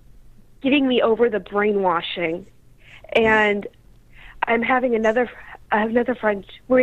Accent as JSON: {"language": "English", "region": "Kentucky", "country": "United States", "moved": "as an adult", "lives_now": "Oregon, United States", "said": "I'm from Kentucky, where nobody talks about it."}